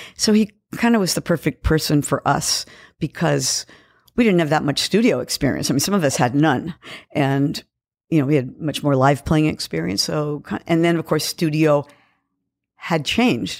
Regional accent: San Francisco, California, United States; moved away as an adult; also born or lived in Kauai, Hawaii; now in Los Angeles, United States; I was born in San Francisco and raised

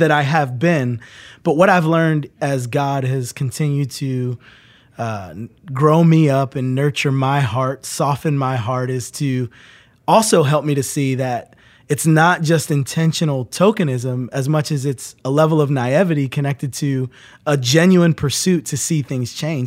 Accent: New Jersey, United States; moved away; I grew up in New Jersey

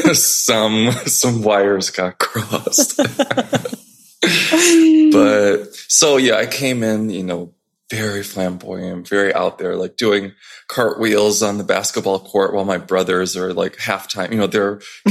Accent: Chicago, Illinois, United States; moved away as an adult; also born or lived in New York City; I grew up in Chicago. Then, right after I graduated, I moved straight to New York City

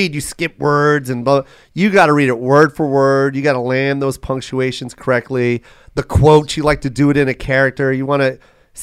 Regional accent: Tacoma, Washington, United States; moved away; My hometown, Tacoma Comedy Club

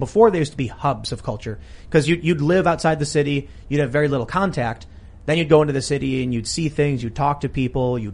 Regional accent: Chicago, Illinois, United States; moved away as an adult; also born or lived in New York City / Virginia; I'm from Chicago

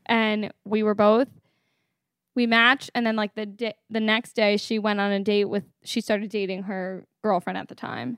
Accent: Connecticut, United States; moved away as an adult; now in Kips Bay, New York, United States; I'm a year out of college. From Connecticut

